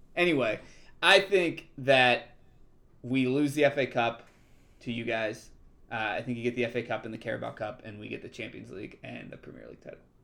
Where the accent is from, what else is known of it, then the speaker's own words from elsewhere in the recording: United States; we're American.